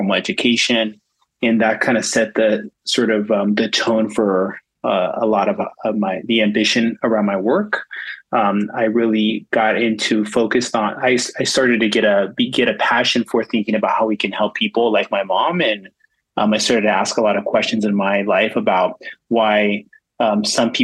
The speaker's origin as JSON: {"language": "English", "town": "West Covina", "region": "California", "country": "United States", "tie": "born or raised there", "also_born_or_lived": "East Los Angeles", "said": "I was born in East LA, and I was raised in West Covina, which is a suburb of LA in the San Gabriel Valley"}